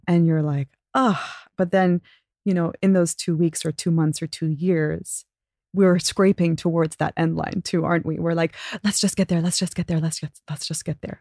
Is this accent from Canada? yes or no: no; Abu Dhabi, United Arab Emirates; growing up in Abu Dhabi was awesome